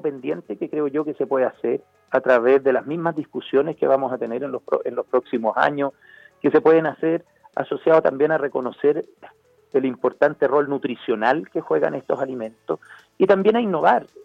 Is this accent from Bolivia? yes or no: no; Chile; como chilenos